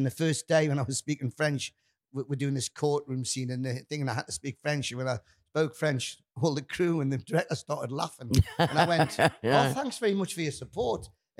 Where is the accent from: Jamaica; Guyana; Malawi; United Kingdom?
United Kingdom; England; now in Brussels, Belgium; I'm English expat living in Brussels.